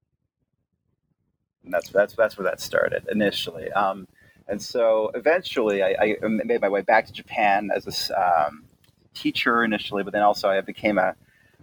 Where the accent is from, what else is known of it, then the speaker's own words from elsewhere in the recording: Toronto, Ontario, Canada; I was born and raised in Toronto, Canada